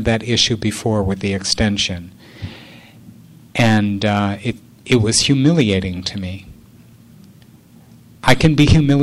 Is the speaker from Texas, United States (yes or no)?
no; Illinois, United States; I'm from Illinois